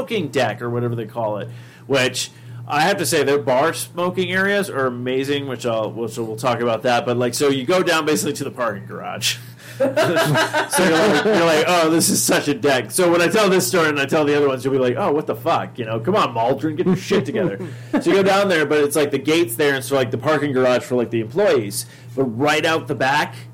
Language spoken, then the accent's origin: English; United States; we're from the States